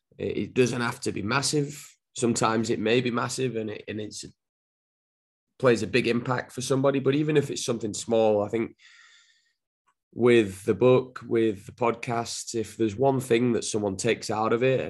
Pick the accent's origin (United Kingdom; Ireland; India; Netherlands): United Kingdom; Wigan, North West England; accent: Northern; moved away as an adult; now in United States; I'm originally from Wigan, and grew up in a footballing family